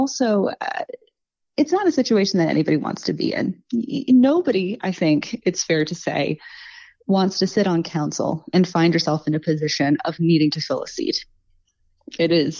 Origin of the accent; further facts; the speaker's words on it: Montgomery County, Virginia, United States; now in Radford, United States; I grew up in Montgomery County, right next door.